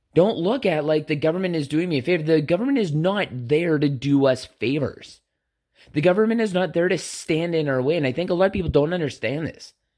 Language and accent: English; Canada; we are both Canadian